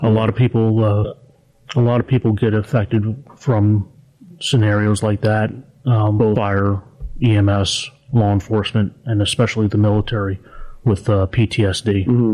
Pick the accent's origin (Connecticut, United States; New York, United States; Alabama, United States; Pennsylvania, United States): Pennsylvania, United States; Harrisburg; I'm actually from Harrisburg